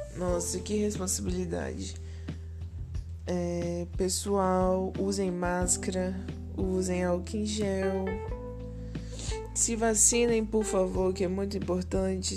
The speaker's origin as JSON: {"language": "Portuguese", "town": "Colatina", "region": "Espírito Santo", "country": "Brazil", "tie": "born or raised there", "said": "nasci em Colatina, no Espírito Santo, Brasil, no dia 16 de abril de 1998."}